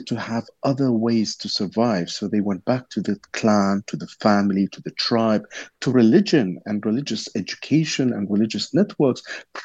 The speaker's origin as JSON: {"language": "English", "country": "Iraq", "tie": "born or raised there", "said": "Growing up in Iraq"}